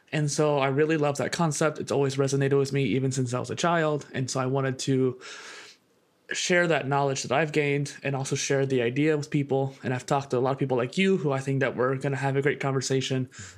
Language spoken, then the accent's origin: English; Midwest, United States; So I grew up in the Midwest in a college town. With a lot of colleges in my area, there was a lot of modernness to it.